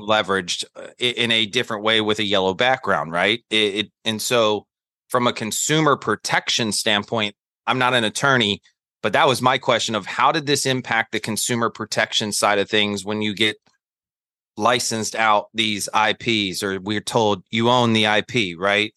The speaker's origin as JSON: {"language": "English", "town": "Charlotte", "region": "North Carolina", "country": "United States", "tie": "born or raised there", "moved": "yes", "lives_now": "New York City, United States", "said": "I'm a Southerner that lives in New York City. So, uh, born and raised in Charlotte, North Carolina"}